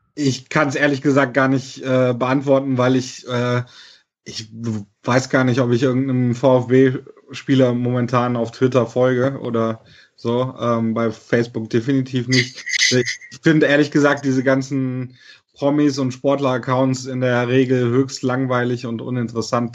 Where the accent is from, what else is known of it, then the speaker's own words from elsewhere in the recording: near Cologne, North Rhine-Westphalia, Germany; ich bin tatsächlich äh, in, im Kölschgürtel geboren bei Köln mhm. ähm, und dort aufgewachsen.